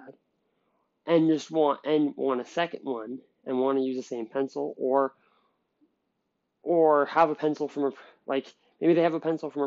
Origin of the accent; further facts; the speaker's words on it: Canada; I'm from Canada